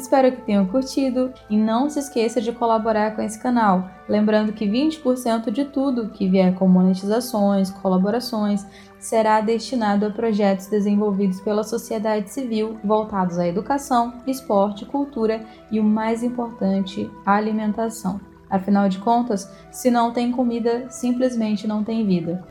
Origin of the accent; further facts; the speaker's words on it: Aurora, Brazil; moved away; ir para Aurora, que é a minha cidade natal